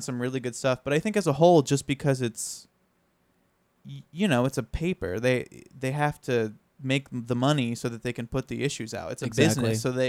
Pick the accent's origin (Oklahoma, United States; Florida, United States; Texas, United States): Florida, United States; Lakeland; I'm from Lakeland, so I kind of, you know... I'm Team Publix